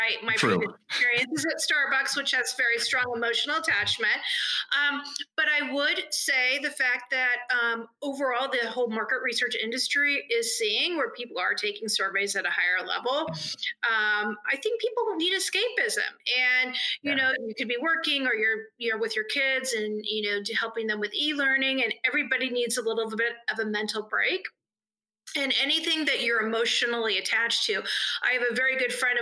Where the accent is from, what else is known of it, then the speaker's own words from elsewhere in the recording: Northern California, United States; also born or lived in Los Angeles / Philadelphia; now in Indianapolis, United States; I grew up in Northern California and lived in Los Angeles for a lot of years